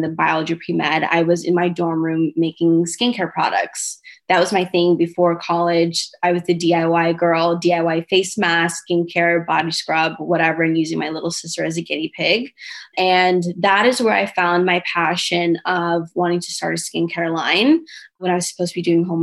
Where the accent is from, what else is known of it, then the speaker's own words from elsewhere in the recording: Los Angeles, California, United States; I am an LA native. I am from Hancock Park, Los Angeles, California